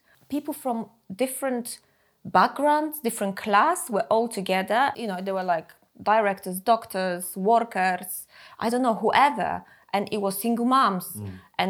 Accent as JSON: {"language": "English", "country": "Poland", "tie": "born or raised there", "second_language": "English", "moved": "yes", "said": "I was growing up in Poland, there were massive housing associations, big co-ops as well."}